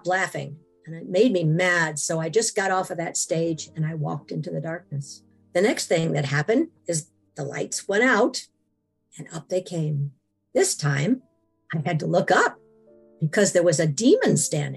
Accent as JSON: {"language": "English", "region": "Washington", "country": "United States", "said": "I am from Washington."}